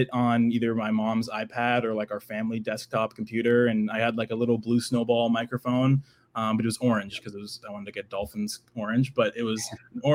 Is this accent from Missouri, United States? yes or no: no; New Hampshire, United States; I'm from New Hampshire, like an hour north of Boston